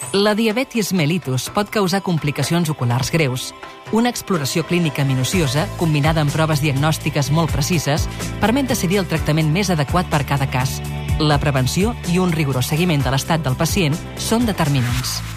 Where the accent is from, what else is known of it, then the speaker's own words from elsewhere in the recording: Mataró, Catalonia, Spain; sóc de Mataró